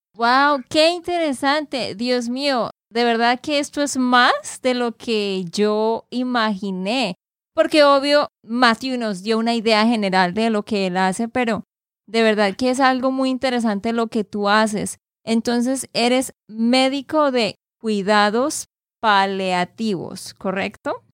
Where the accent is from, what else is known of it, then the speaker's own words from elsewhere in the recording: Santander, Colombia; de Santander, Colombia